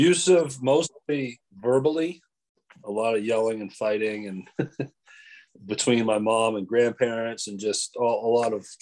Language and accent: English; Maine, United States; moved away; I am from Maine originally